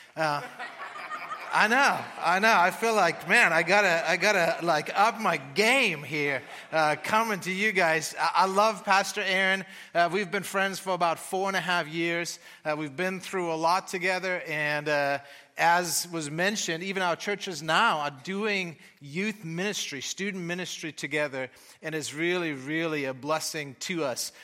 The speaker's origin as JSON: {"language": "English", "country": "Germany", "tie": "born or raised there", "also_born_or_lived": "Austin", "accent": "German", "moved": "yes", "lives_now": "United States", "said": "I am from Germany"}